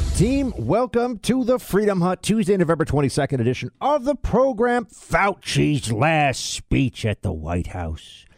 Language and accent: English; New York, United States; also born or lived in Florida; I'm gonna be up in New York, though, my hometown